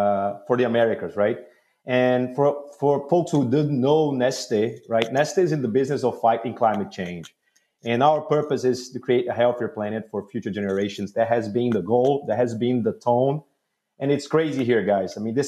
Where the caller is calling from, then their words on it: Houston, Texas, United States; We're in Houston. It's pleasant.